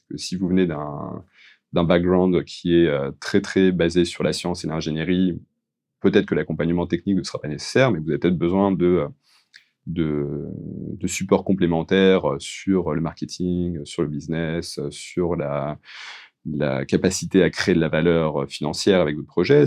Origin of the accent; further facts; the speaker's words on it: France; les, particularités que nous on peut avoir en tant que Français